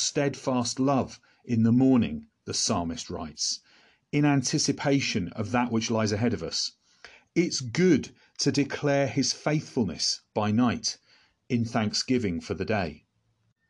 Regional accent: England, United Kingdom; Speaking as an Englishman

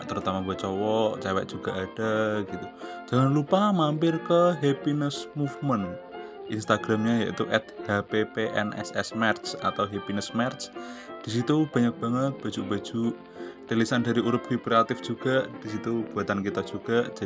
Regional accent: Wonogiri, Central Java, Indonesia; Asalnya dari Wonogiri Ngalor.

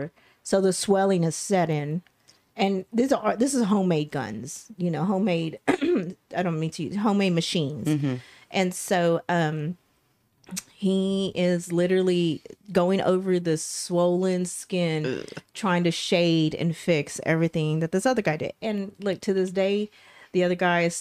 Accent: Texas, United States; I'm from Texas

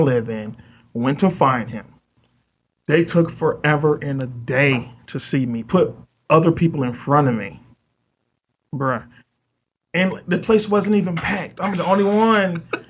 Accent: the South, United States; I'm from the South.

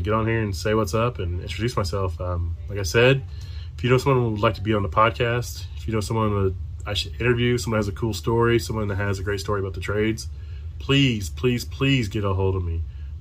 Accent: Frankton, Indiana, United States; I am from Frankton, Indiana. It's a little bitty town, kind of by Anderson, Muncie area

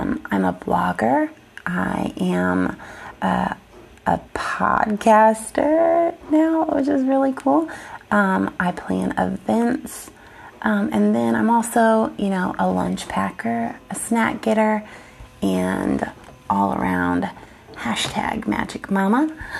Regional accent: the Bible Belt, United States; I grew up in the Bible Belt

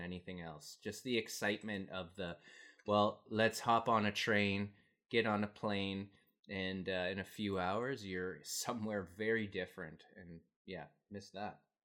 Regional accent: Canada; also born or lived in Asia; I'm from Canada and living in Canada

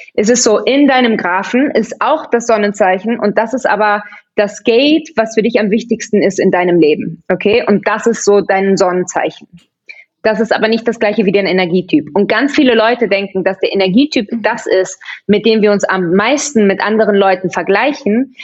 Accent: Barcelona, Catalonia, Spain; first language German; also born or lived in Vienna, Austria; Also ich habe zwei deutsche Eltern, bin aber, als ich zwei Wochen alt war, mit ihnen nach Barcelona gezogen. Also ich bin da aufgewachsen und war aber dann in der deutschen Schule und Deutsch ist eigentlich meine Muttersprache

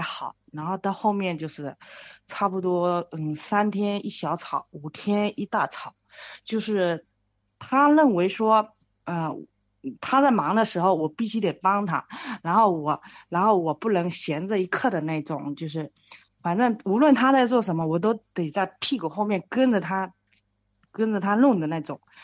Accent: Fujian, China; 我是福建的，然后，呃，说话可能有点口音

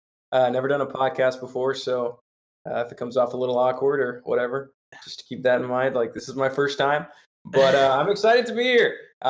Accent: Sacramento, California, United States; moved away as an adult; also born or lived in East Bay, California / Eugene, Oregon; I was born in the East Bay, but I lived in Sacramento, California, the majority of my life. I went to Jesuit High School in Sacramento, an all boys Catholic high school.

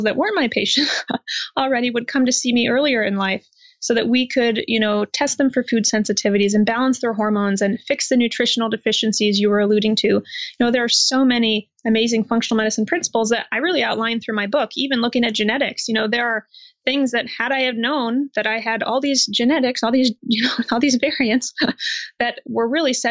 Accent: Iowa, United States; I'm from Iowa in the United States, and I was raised in what I consider to be a really healthy family

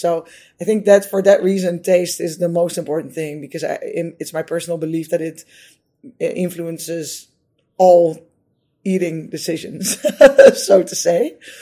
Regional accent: Netherlands; I'm from the Netherlands, so you know in the Netherlands, uh, kids are generally or we used to be brought up with eating uh, potatoes and meat and vegetables

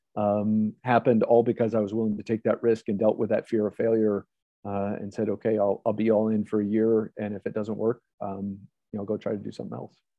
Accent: Ohio, United States; moved away as an adult; I grew up in Ohio

